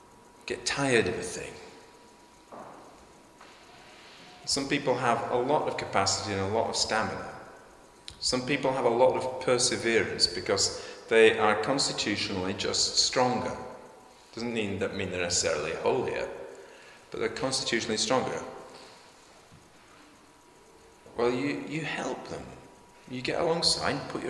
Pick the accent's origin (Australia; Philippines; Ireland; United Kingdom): United Kingdom